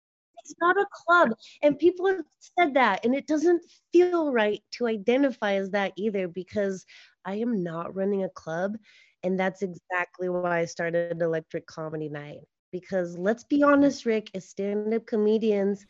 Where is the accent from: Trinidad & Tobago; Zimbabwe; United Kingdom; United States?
United States; Utah; moved away as an adult; now in Los Angeles, United States; I was born in Los Angeles. At the age of 8, my family moved to Utah. I was raised in Utah for 20 years.